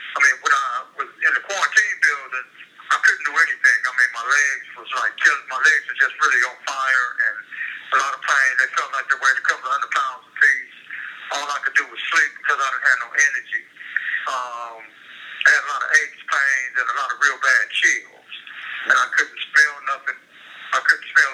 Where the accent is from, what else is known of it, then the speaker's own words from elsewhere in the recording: Los Angeles, California, United States; the areas that I grew up in Watts